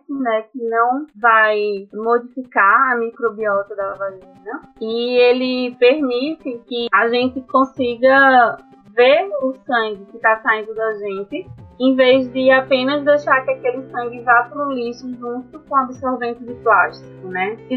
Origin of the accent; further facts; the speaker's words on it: Recife, Pernambuco, Brazil; moved away as an adult; now in Natal, Brazil; né? Eu sou de Recife, e eu estou aqui em Natal, cursando o nono período do curso de Medicina na UFRN.